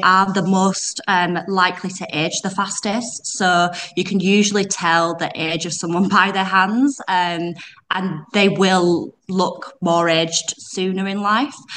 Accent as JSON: {"language": "English", "region": "Yorkshire and the Humber", "country": "United Kingdom", "accent": "Yorkshire", "said": "I'm from West Yorkshire. Um, you probably pick it up from my accent. I've got Yorkshire accent"}